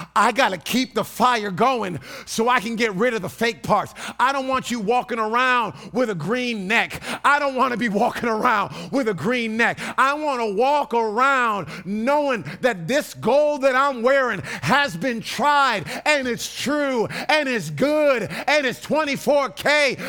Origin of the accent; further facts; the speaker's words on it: East Coast, Northeast, United States; I grew up on the East Coast